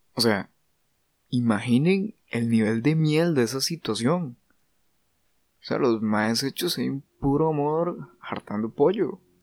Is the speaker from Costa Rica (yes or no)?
yes; Costa Rica; como costarricenses, creo que estamos demasiado acostumbrados